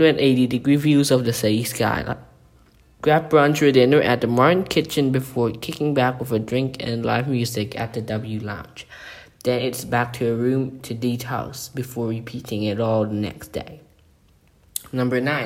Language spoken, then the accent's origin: English; Bangkok, Thailand; the Peninsula Bangkok, in Bangkok, Thailand, my hometown